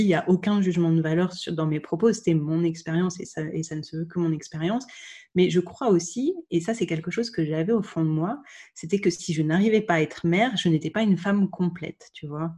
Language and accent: French; Dijon, Bourgogne-Franche-Comté, France; also born or lived in Lyon; j'ai grandi, j'ai grandi à Dijon, qui est la région où je suis née